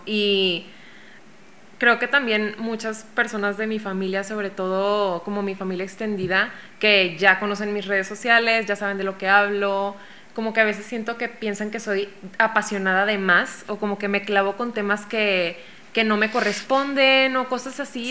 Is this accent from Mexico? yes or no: yes; Mexico; yo soy una ilustradora mexicana de 26 años